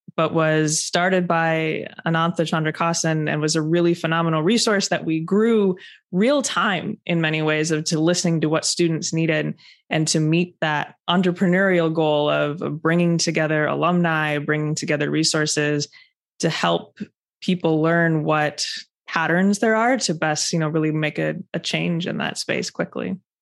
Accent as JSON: {"language": "English", "region": "Wisconsin", "country": "United States", "also_born_or_lived": "Chicago, United States / Cambridge, United Kingdom", "moved": "as an adult", "said": "my home state of Wisconsin"}